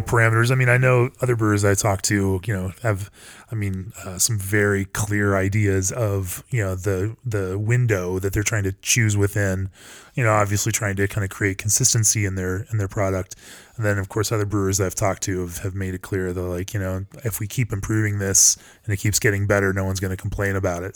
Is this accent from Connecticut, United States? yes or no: no; Colorado, United States; I'm from Colorado